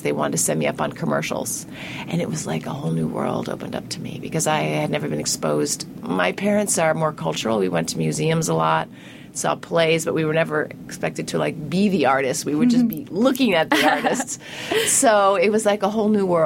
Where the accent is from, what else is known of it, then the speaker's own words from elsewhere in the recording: New England, United States; I grew up in New England